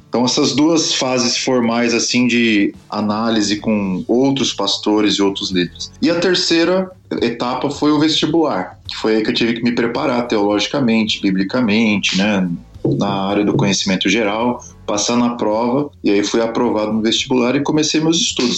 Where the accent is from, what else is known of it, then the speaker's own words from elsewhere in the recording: São Paulo, Brazil; also born or lived in Campinas; eu sou brasileiro, morei na cidade de São Paulo praticamente toda a minha vida